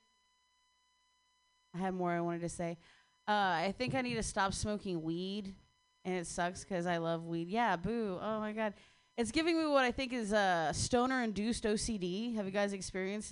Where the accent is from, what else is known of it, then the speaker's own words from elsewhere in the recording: Ohio, United States; I grew up in Ohio